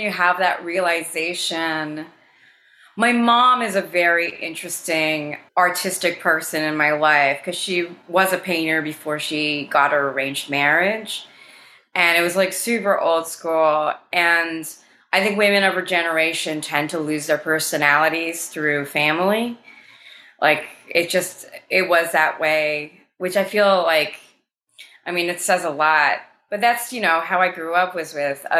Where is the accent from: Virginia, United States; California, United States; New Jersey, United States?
New Jersey, United States; moved away as an adult; now in Brooklyn, United States; when I was growing up in Jersey